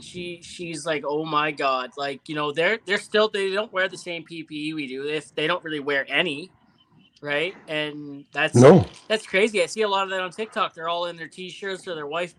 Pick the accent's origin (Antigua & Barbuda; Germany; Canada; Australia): Canada; I'm a Canadian guy